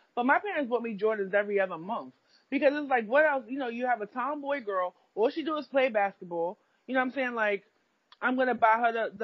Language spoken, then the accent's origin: English; New York City, New York, United States; I grew up in Brownsville.